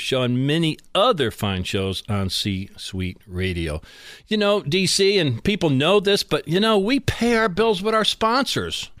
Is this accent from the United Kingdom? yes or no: no; Scranton, Pennsylvania, United States; my hometown of Scranton, Pennsylvania